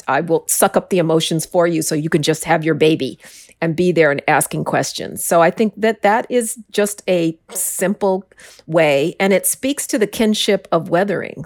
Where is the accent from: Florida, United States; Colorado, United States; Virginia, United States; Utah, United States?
Colorado, United States; Denver; now in New York City, United States; I grew up in Denver, which is the Mile High City.